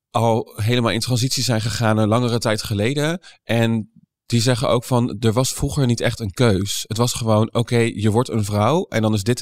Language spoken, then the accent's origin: Dutch; Doetinchem, Gelderland, Netherlands; born there; Eh, ja, ik, ik ben eh, geboren in Doetinchem.